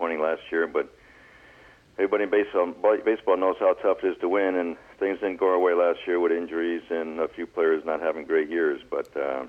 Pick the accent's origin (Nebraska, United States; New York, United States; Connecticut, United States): Connecticut, United States; Westport; also born or lived in Norwalk, Connecticut; I moved from Westport to Norwalk my junior year